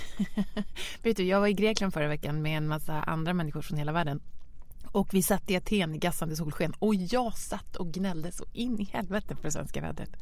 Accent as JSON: {"language": "Swedish", "town": "Lidingö", "region": "Stockholm County", "country": "Sweden", "tie": "born or raised there", "said": "jag växte upp på Lidingö"}